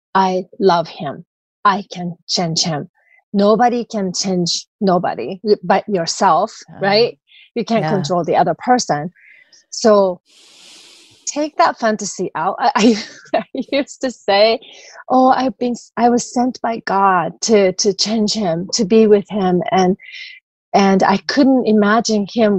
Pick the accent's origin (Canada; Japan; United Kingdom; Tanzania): Japan; moved away; I grew up in Japanese culture.